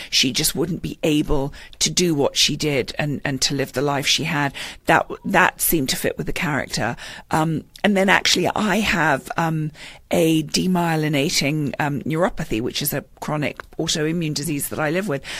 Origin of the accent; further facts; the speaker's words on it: London, United Kingdom; moved away as an adult; now in Westport, United States; I was born in London, um, and I've been here for 16 years.